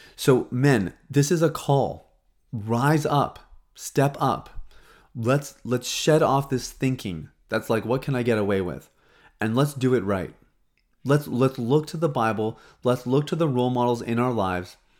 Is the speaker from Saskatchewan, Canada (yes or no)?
yes; Saskatchewan, Canada; now in Toronto, Canada; I grew up in Saskatchewan, and even when I lived there